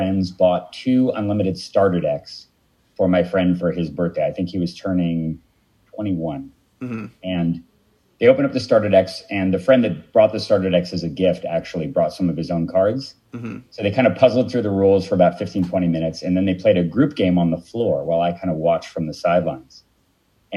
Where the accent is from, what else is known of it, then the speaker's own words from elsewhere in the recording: Palo Alto, California, United States; also born or lived in Santa Cruz, California; I'm originally from Palo Alto, California